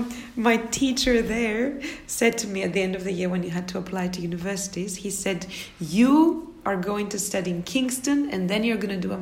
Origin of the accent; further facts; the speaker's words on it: Athens, Attica, Greece; I'm from Athens, Greece.